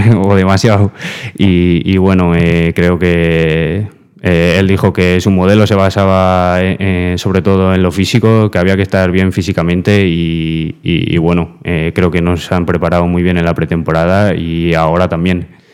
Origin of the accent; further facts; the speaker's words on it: Fuenlabrada, Community of Madrid, Spain; moved away as an adult; now in Castellón, Spain; antes estuve en un equipo de, mi barrio, de, allí de Fuenlabrada